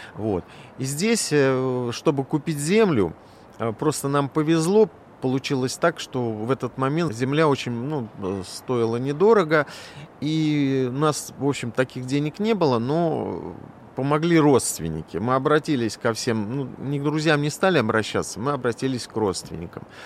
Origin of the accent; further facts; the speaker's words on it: Moscow, Russia; also born or lived in Chukotka; я москвич